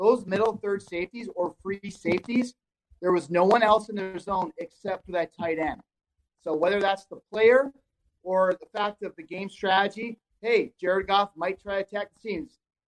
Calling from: Minnesota, United States; Hey, fellas. Iron Range. Thanks for having me.

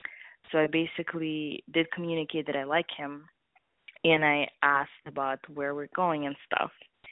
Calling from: East Coast, United States; calling from the East Coast

